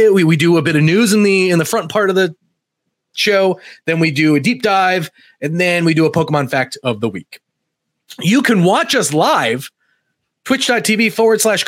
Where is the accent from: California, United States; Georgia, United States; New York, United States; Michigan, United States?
New York, United States; moved away as an adult; now in Nashville, United States; I'm from New York